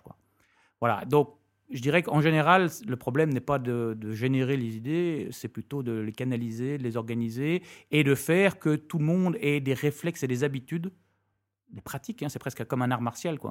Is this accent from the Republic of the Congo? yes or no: no; France; moved away as an adult; also born or lived in United States / London / Belgium; now in Brussels, Belgium; je suis français.